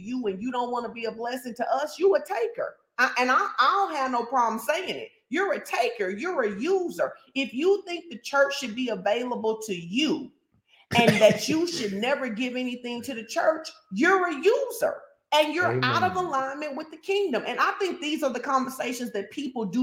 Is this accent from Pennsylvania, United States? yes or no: no; Fordyce, Arkansas, United States; I'm from Fordyce